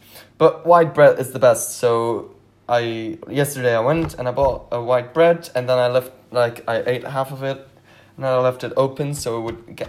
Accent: Belgium; English is a second language; I am not a native English speaker. I'm from Belgium, so my English is not really good.

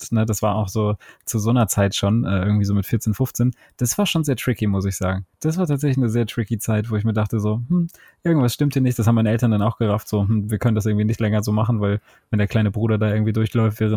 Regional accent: Cologne, North Rhine-Westphalia, Germany; man, als Kölner lässt du das nicht an dir vorbeiziehen, den 11.11.

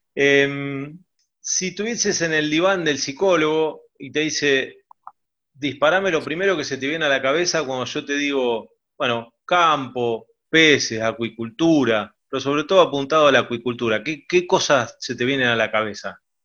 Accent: Mar del Plata, Buenos Aires Province, Argentina; nací en Mar del Plata

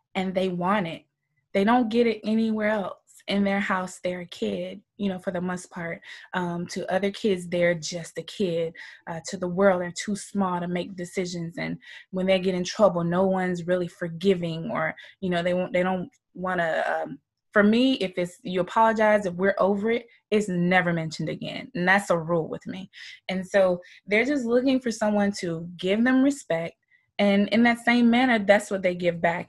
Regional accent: Moultrie, Georgia, United States; Southern girl. I'm from Georgia, small town called Moultrie, Georgia.

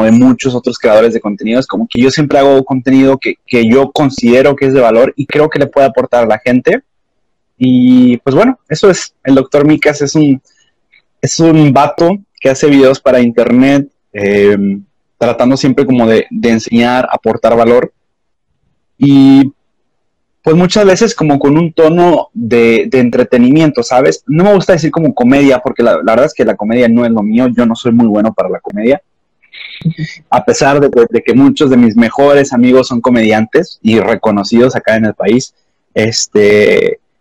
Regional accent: Mexico; de donde yo soy, en México, que es el norte

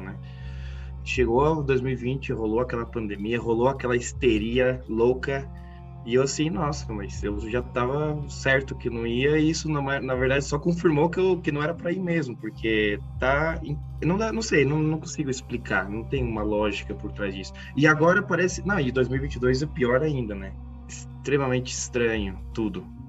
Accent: Brazil; moved away as an adult; eu também saí do Brasil em 2018

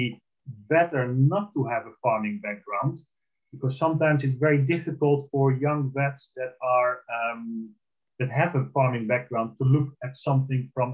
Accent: Netherlands; moved away; I'm originally from the Netherlands, I'm Dutch

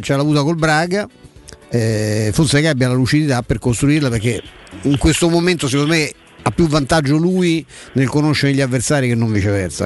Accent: Rome, Lazio, Italy; noi poi, come Romani

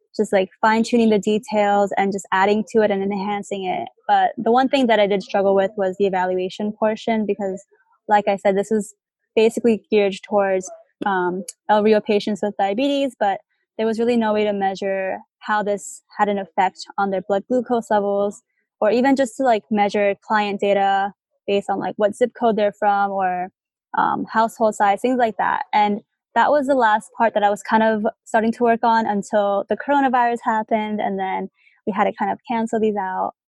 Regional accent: New Jersey, United States; moved away as an adult; now in Tucson, United States; I'm originally from New Jersey and I've been in Tucson for about like 9 months now

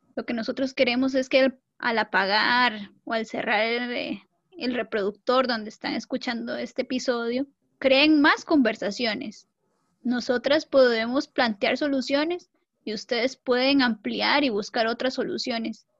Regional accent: Costa Rica; soy costarricense

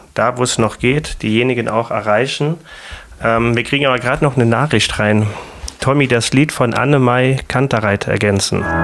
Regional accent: Germany; an uns Deutschen, an unserer Art, wie wir als Deutsche sind

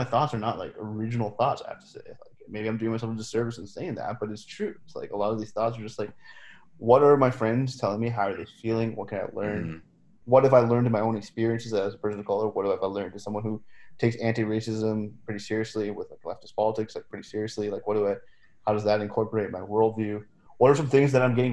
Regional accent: Canada; my experiences as a brown person growing up in Canada

